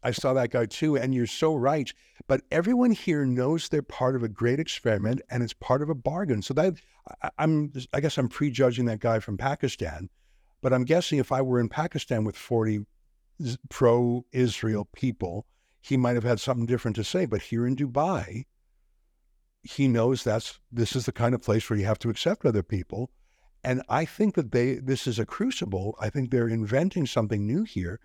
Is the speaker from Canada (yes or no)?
yes; Canada; We're from Canada